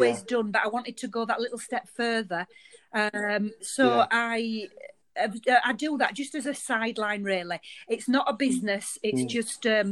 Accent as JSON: {"language": "English", "town": "Bradford", "region": "Yorkshire and the Humber", "country": "United Kingdom", "tie": "born or raised there", "also_born_or_lived": "Baildon", "said": "I was born in Bradford, in Whibsey, then moved over to Bailden"}